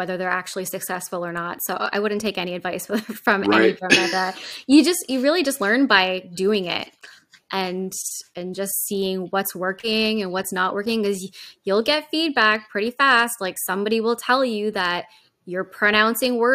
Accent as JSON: {"language": "English", "country": "Canada", "also_born_or_lived": "Japan", "said": "I'm Canadian"}